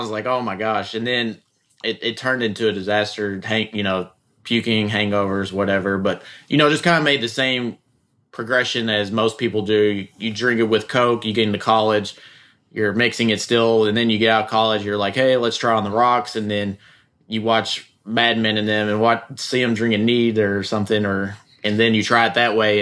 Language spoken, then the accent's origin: English; Bardstown, Kentucky, United States; I am from Bardstown, uh, and been been around the industry my whole life